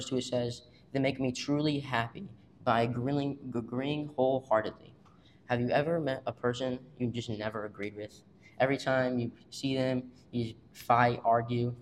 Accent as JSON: {"language": "English", "town": "Washington", "region": "Missouri", "country": "United States", "said": "I'm from Washington, Missouri."}